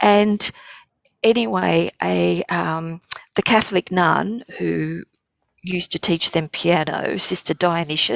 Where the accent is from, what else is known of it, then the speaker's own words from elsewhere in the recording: Sydney, New South Wales, Australia; growing up in Marrickville was an education in itself.